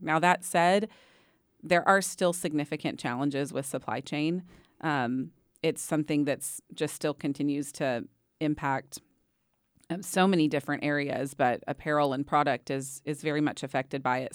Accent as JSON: {"language": "English", "town": "Waco", "region": "Texas", "country": "United States", "tie": "born or raised there", "said": "I grew up in Waco"}